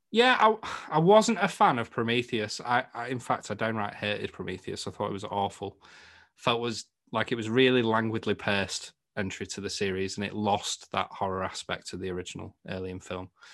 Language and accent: English; the north of England, United Kingdom; accent: Northern; my Northern accent